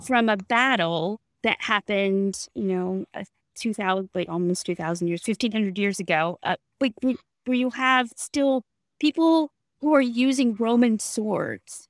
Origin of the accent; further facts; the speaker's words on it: Natchez, Mississippi, United States; I am from Natchez